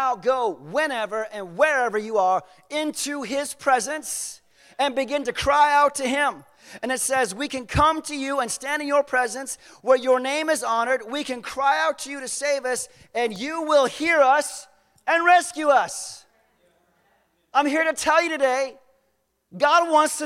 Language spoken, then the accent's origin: English; Southern United States, United States; we are from the Southern United States. We grew up differently